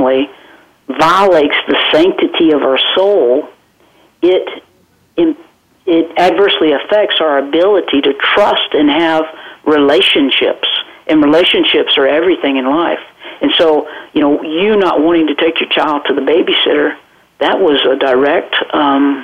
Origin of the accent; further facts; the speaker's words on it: South Georgia, United States; accent: southern drawl; moved away as an adult; also born or lived in Florida; now in Watertown, South Dakota, United States; I'm a Southern girl, and I'm born and raised in Georgia